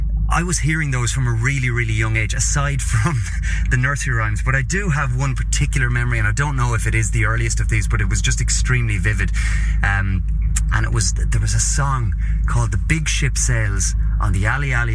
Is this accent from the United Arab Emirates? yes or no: no; Carlow, Leinster, Ireland; also born or lived in Dublin; my hometown of Carlow in Ireland, which is about an hour's drive south of Dublin